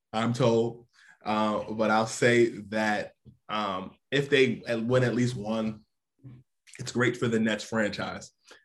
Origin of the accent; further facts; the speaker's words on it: New Jersey, United States; also born or lived in Harlem, New York; Yes, I was born in New Jersey, but I split time between Jersey and Harlem. So for me, I had the best of both worlds. My mom's from Harlem. My dad is from Jersey. I split time between both.